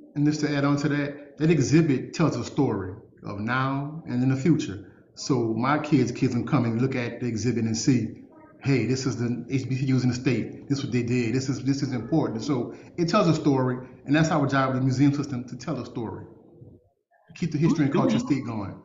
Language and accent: English; New Orleans, Louisiana, United States; also born or lived in Baton Rouge; I'm from New Orleans, ended up going to to Baton Rouge, transferred to Tulane